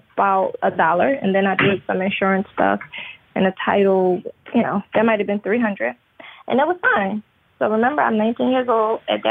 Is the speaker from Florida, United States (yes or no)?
no; Philadelphia, Pennsylvania, United States; So I'm in Pennsylvania. I'm originally from Philadelphia.